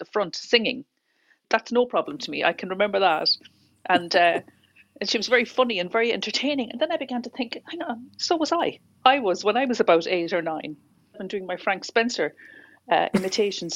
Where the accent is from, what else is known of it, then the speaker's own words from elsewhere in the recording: Cork, Munster, Ireland; now in Dublin, Ireland; we grew up in my mother's original home on Quaker Road. It's in the middle of the city in Cork